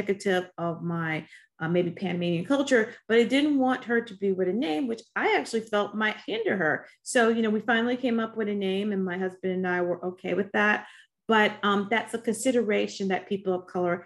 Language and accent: English; Chicago, Illinois, United States; I grew up on the South Side of Chicago